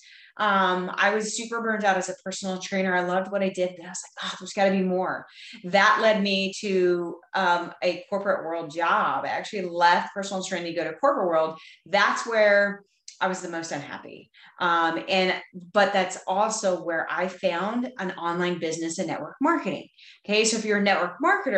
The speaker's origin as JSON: {"language": "English", "region": "Texas", "country": "United States", "said": "I am from Texas. I live just outside of Fort Worth, Texas, in a small country town"}